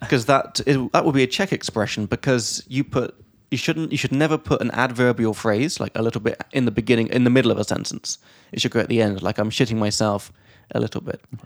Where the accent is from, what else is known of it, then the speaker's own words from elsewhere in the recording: England, United Kingdom; from England